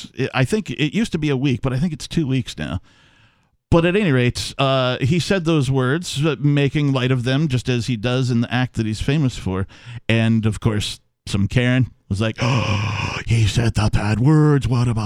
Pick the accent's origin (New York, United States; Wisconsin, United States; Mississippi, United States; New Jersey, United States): Wisconsin, United States; Milwaukee; I was born in Milwaukee.